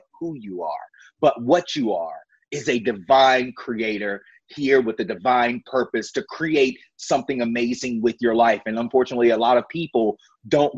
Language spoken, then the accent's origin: English; Virginia, United States; I grew up in the Bible Belt of Virginia, in Brooknell, Virginia